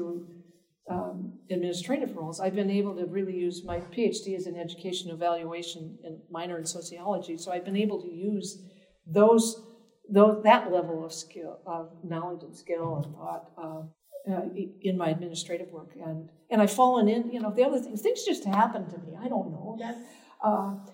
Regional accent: Minnesota, United States; also born or lived in Boston; now in Nebraska, United States; I grew up in Minnesota

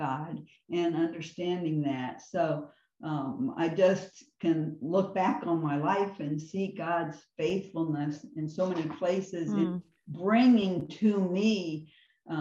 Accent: Mishawaka, Indiana, United States; Northern Indiana, Mishawaka

